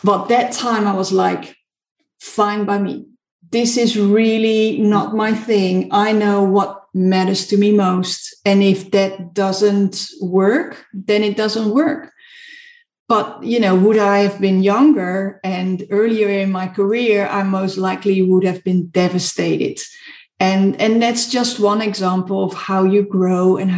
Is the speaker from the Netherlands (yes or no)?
yes; Netherlands; also born or lived in South Africa; now in United Kingdom; I'm from the Netherlands